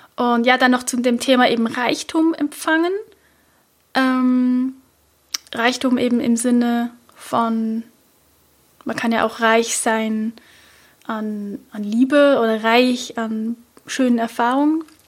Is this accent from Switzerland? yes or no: yes; Switzerland; accent: Swiss German; first language Swiss German; ich bin ja Schweizerin, also ich spreche natürlich all diese Affirmationen nicht auf Hochdeutsch, sondern auf Schweizerdeutsch